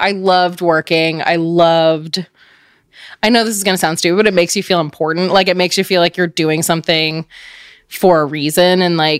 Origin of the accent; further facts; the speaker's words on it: Richmond, Virginia, United States; also born or lived in New Jersey; I was born in New Jersey, but I grew up in Richmond, Virginia.